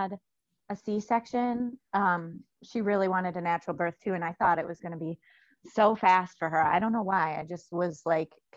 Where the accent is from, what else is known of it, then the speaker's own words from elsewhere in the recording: Memphis, Michigan, United States; I'm from Michigan.